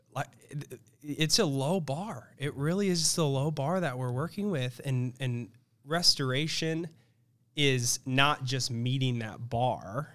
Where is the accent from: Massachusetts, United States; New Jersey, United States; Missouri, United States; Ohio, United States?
Missouri, United States; Kansas City; I grew up in Kansas City, Missouri